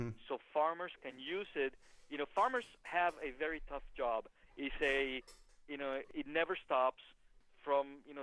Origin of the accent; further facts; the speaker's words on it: Mexico; moved away; I am from Mexico